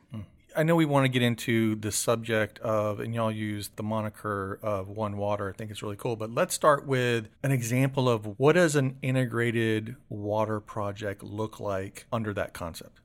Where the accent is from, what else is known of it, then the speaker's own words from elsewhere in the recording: Seffner, Florida, United States; I grew up in Sefner, so it was smack dab between the Florida State Fair and the Strawberry Festival